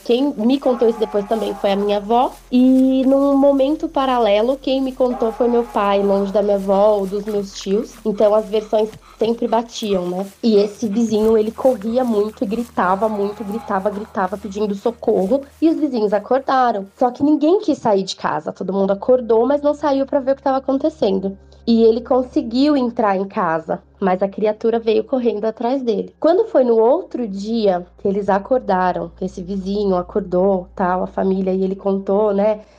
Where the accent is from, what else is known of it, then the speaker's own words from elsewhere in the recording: São Paulo, Brazil; eu sou de São Paulo